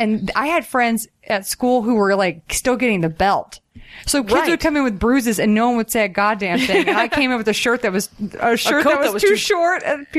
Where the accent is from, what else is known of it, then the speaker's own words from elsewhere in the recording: Southern United States, United States; Oh, well, I think, as I mentioned earlier, I'm from the South and it's